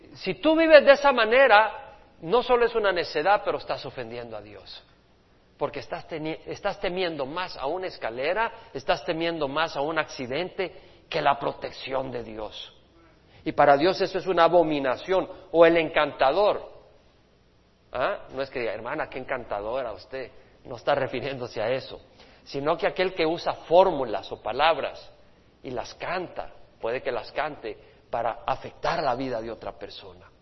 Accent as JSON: {"language": "Spanish", "country": "El Salvador", "tie": "born or raised there", "moved": "yes", "said": "Allá en mi país, en El Salvador, donde nací"}